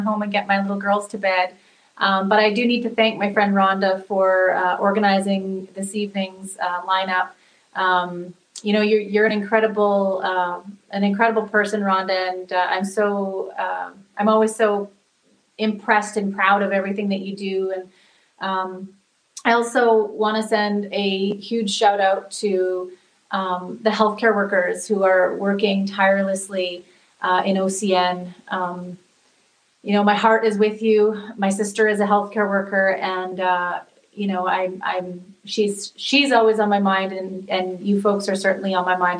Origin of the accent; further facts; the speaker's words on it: Opaskwayak Cree Nation, Manitoba, Canada; I'm from the Apaskwayak Cree Nation.